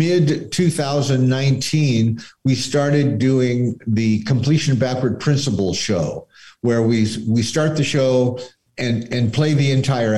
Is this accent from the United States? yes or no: yes; Scottsdale, Arizona, United States; moved away; I grew up in Scottsdale.